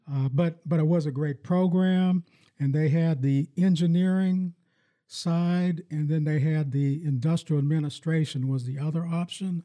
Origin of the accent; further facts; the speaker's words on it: Farrell, Pennsylvania, United States; now in Lansing, United States; when I grew up in my hometown in, in Farrell, Pennsylvania